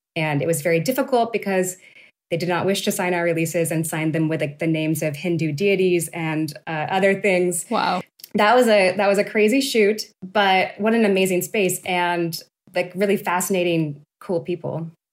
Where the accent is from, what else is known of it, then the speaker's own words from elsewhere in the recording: Turlock, California, United States; I'm from Central Valley, California. I'm from a town called Turlock